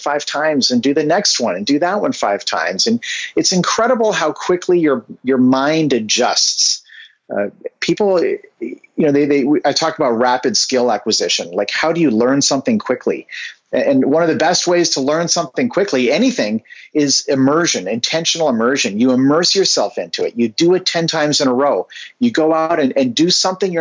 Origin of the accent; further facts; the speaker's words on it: Vancouver, British Columbia, Canada; now in Bay Area, United States; I grew up in Vancouver, Canada